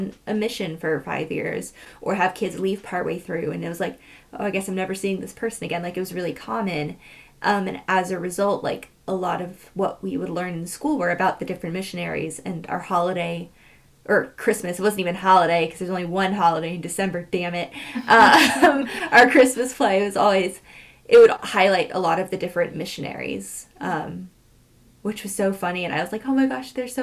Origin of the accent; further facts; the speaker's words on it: California, United States; growing up in California, you learned about the California missions